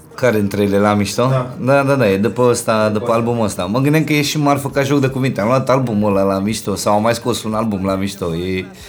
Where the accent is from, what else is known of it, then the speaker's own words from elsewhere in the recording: Bucharest, Romania; de când m-am mutat din Titan în Berceni